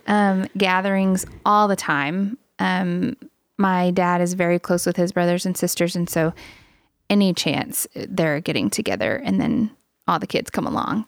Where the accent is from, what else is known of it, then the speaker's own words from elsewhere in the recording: Louisiana, United States; moved away; I am Native American, part of the, part of the Cacheta tribe of Louisiana